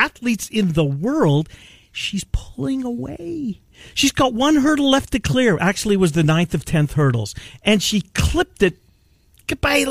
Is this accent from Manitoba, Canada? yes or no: yes; Winnipeg, Manitoba, Canada; now in Iowa, United States; when I was growing up in Winnipeg as a little boy